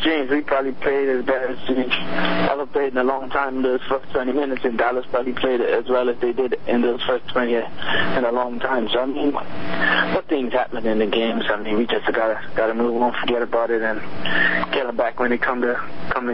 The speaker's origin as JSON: {"language": "English", "country": "Bermuda", "also_born_or_lived": "Vermont / North Carolina", "moved": "as an adult", "said": "I'm first player from Bermuda. I have a couple of friends that I grew up"}